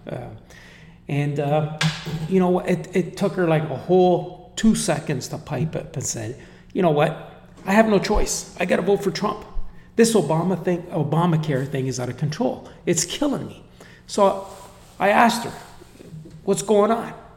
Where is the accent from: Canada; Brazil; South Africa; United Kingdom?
Canada; I'm, I'm Canadian. I come from Canada.